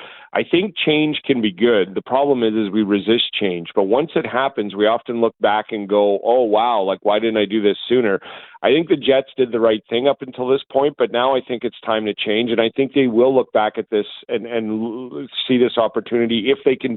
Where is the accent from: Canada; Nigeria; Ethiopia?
Canada; I'm Canadian.